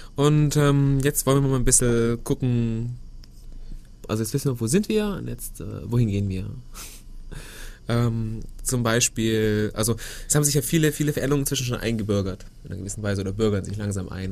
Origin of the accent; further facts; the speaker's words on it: Germany; bei uns in Deutschland